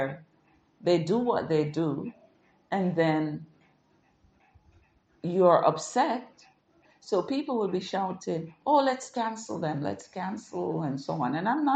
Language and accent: English; Jamaica; growing up in Jamaica